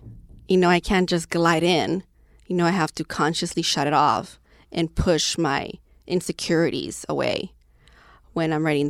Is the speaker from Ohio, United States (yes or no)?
no; Lynwood, California, United States; What's it like? Oh, it's a very small city, black and brown folks only. If you see a white person, you have to ask, what are they doing here?